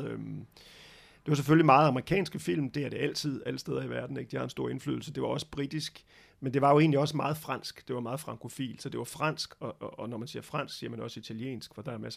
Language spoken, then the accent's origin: Danish; Brussels, Brussels-Capital Region, Belgium; also born or lived in Denmark; vokset op, kan man sige, øhm, godt nok de første leveår i Danmark, men så øh, blev jeg transporteret som lille dreng til Bruxelles i Belgien, fordi min far skulle arbejde i det, der hed EF dengang.